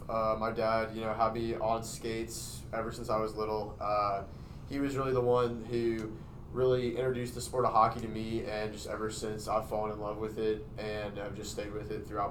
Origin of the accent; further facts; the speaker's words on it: outside of Nashville, Tennessee, United States; I play defense for the University of Tennessee Ice Falls. I'm from outside of Nashville, Tennessee.